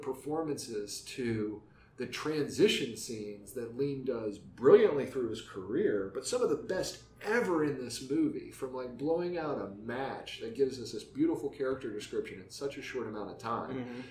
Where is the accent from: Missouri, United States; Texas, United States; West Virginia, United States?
West Virginia, United States; moved away as an adult; growing up in West Virginia